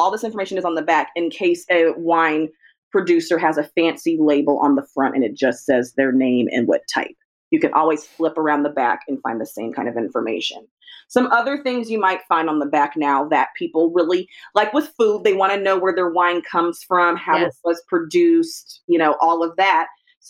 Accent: California, United States; I remember what the weather was like as a Californian, what it was like in Northern California in 1999. We used to get a ton of rain in California.

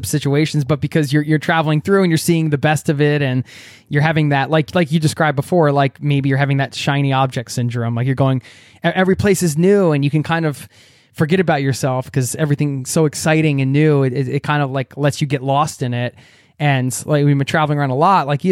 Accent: United States; moved away as an adult; now in Norway; I love my home country, America, where I come from. And I obviously, I wouldn't be who I am without being raised there.

